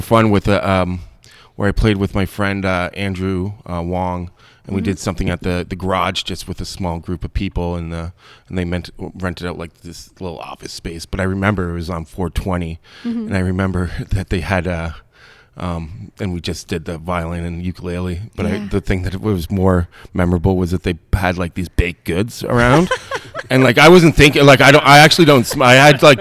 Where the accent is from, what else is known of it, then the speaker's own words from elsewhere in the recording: St. Jacobs, Ontario, Canada; also born or lived in Peterborough; now in Kitchener, Canada; I'm from St. Jacobs originally